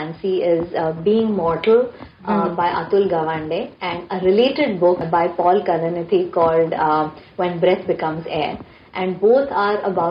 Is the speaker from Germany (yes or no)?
no; India; also born or lived in Mumbai, Maharashtra / Delhi; I grew up in Bombay and Delhi